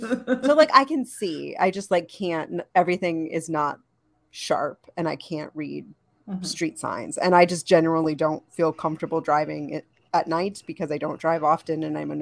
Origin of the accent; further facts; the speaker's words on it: Connecticut, United States; I do that because I come from Connecticut.